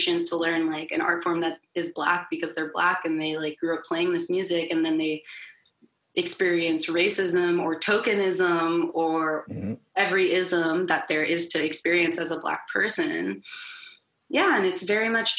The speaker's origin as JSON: {"language": "English", "region": "the South", "country": "United States", "tie": "born or raised there", "said": "I was raised in the South."}